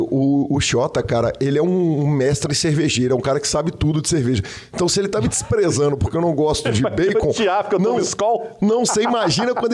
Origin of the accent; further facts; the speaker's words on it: São José do Rio Preto, São Paulo, Brazil; now in São Paulo, Brazil; eu moro em São Paulo, mas sou de São José do Rio Preto, interior de São Paulo